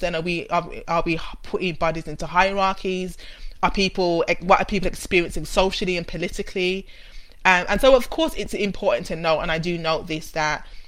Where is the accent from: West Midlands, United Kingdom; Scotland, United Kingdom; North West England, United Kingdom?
West Midlands, United Kingdom; Birmingham; accent: Brummie; I'm a Brummie, which you can hear and you'll hear more and more as we go through the conversation. And I grew up in in a city family in Birmingham